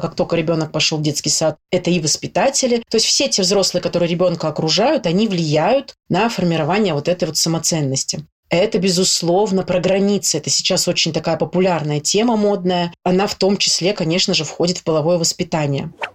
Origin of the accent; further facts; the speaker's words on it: Saint Petersburg, Russia; я из Санкт-Петербурга